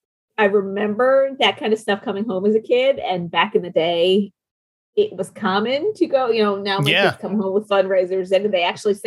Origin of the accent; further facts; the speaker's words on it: St. Louis, Missouri, United States; I grew up in South St. Louis.